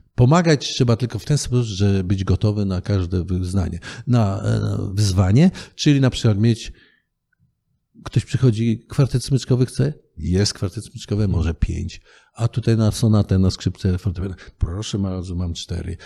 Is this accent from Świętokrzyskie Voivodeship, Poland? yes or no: yes; Kielce, Świętokrzyskie Voivodeship, Poland; also born or lived in Wałbrzych; się wychowaliśmy w Kielcach, przypuśćmy, prawda? Urodziłem się w Wałbrzychu.